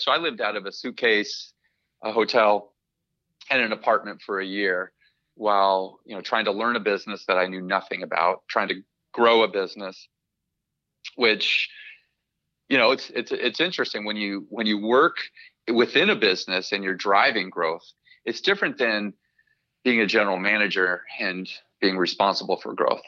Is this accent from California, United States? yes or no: yes; Southern California, United States; moved away as an adult; also born or lived in Sidney, New York; now in Fremont, United States; I grew up in Southern California